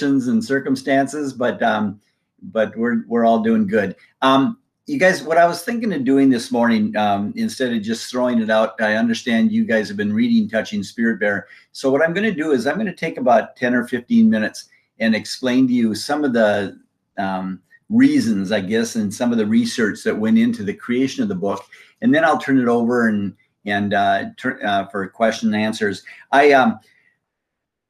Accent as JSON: {"language": "English", "country": "Bolivia", "tie": "born or raised there", "moved": "yes", "lives_now": "United States", "said": "I was born and raised down in Bolivia, South America"}